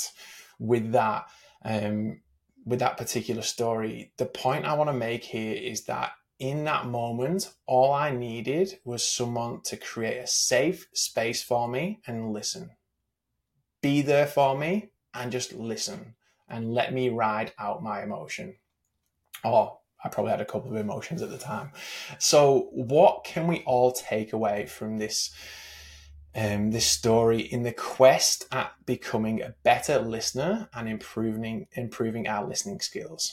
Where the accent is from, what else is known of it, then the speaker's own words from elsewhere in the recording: England, United Kingdom; I grew up in England